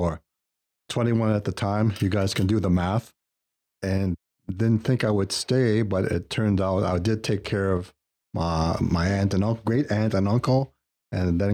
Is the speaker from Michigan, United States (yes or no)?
yes; Detroit, Michigan, United States; moved away; I was born in the States, Detroit, Michigan, went through the Catholic school system there.